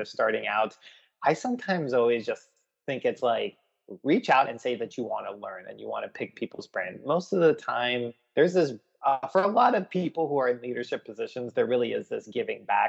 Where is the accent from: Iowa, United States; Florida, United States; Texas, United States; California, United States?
Florida, United States; I grew up in Florida